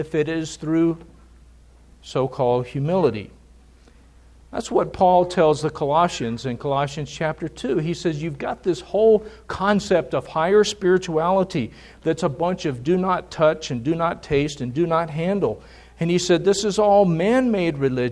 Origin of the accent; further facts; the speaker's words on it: United States; us as American Christians